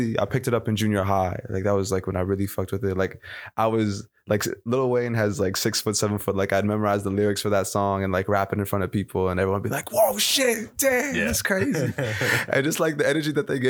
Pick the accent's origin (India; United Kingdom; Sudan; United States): Sudan; moved away; I'm from Sudan. My parents are from Sudan.